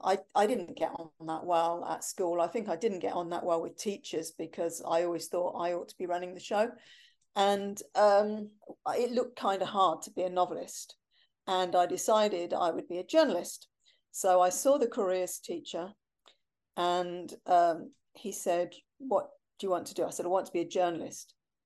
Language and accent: English; Germany; born there; also born or lived in Cyprus; Yeah, well, I was born in Germany. I was only there for 6 weeks